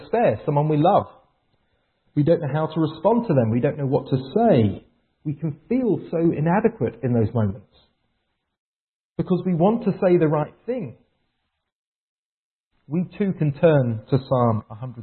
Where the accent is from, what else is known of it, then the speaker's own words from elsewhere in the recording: England, United Kingdom; moved away as an adult; now in Vancouver, Canada; I moved to Vancouver 4 years ago from England. I'm English